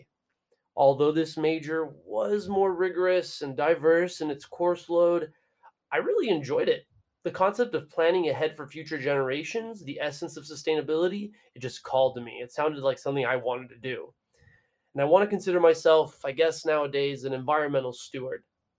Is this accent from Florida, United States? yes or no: no; Brownsville, Texas, United States; I was born and raised in Rio Grande Valley in a town called Brownsville, the border by the sea, as it's known